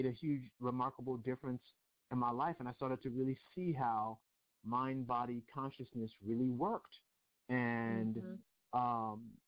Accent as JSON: {"language": "English", "region": "New York", "country": "United States", "tie": "born or raised there", "said": "My parents are from Nigeria. I grew up in New York"}